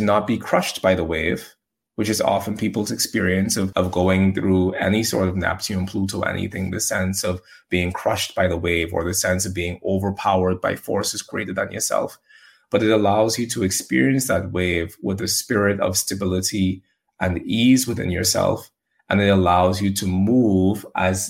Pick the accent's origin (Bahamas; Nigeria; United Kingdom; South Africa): Bahamas; I'm from the Bahamas, and in the Bahamas, we have hurricanes